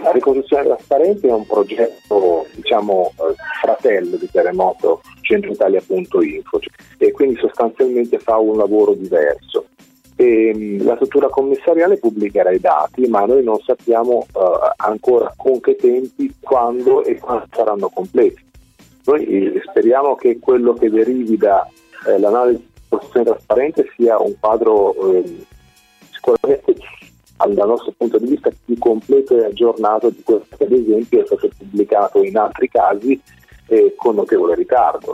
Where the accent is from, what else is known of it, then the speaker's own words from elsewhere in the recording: Marche, Italy; io provengo dalle Marche